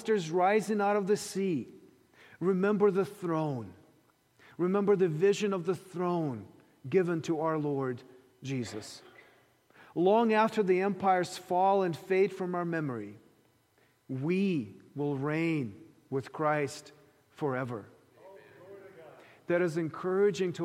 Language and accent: English; Ukraine; moved away; Growing up in the Soviet Ukraine